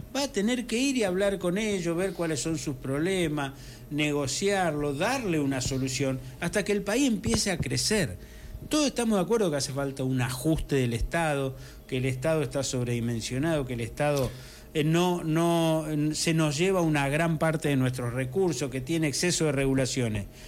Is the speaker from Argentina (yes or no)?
yes; Cañada de Gómez, Santa Fe, Argentina; also born or lived in Correa; yo mm, soy de Cañada de Gómez, pero un poco también de Correa, porque yo me crié hasta los 19 años en un campo que estaba justo, que mi papá alquilaba ahí, eh, justo entre Cañada de Gómez y Correa